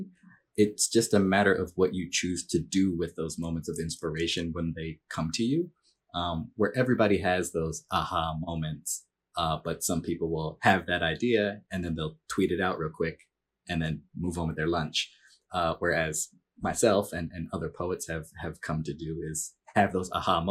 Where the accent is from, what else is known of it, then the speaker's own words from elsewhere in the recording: New Jersey, United States; moved away as an adult; also born or lived in Philadelphia, Pennsylvania / New York City; now in West Coast, United States; I was born in Philly, grew up in New Jersey, was in New York City for 10 years